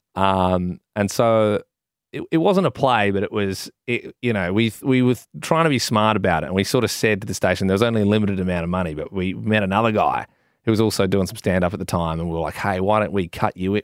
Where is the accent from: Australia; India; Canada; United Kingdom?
Australia; Adelaide, South Australia; I'm a kid from Adelaide